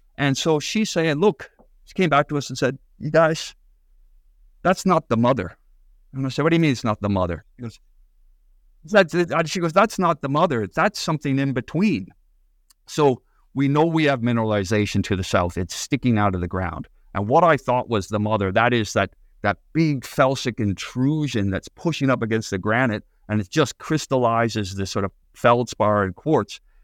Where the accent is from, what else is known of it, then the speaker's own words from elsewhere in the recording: Canada; moved away; also born or lived in Northern Ireland; I, I grew up in Canada